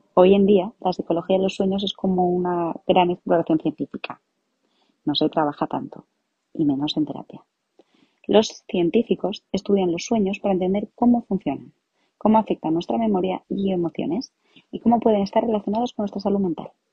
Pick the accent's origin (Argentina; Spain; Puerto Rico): Spain; Madrid, Community of Madrid; soy psicóloga. Me especialicé en psicología clínica y también soy de Madrid